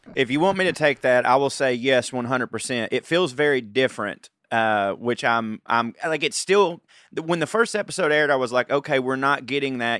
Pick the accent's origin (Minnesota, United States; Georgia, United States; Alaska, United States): Georgia, United States; I'm a redneck from Georgia